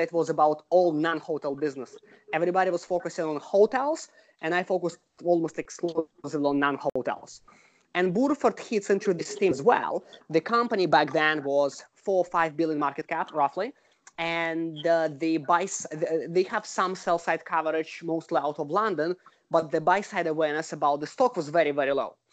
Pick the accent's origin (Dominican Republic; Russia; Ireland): Russia; moved away as an adult; now in United States; I'm originally from Russia and I was trained in Russia as a lawyer. I came to the US about 15 years ago.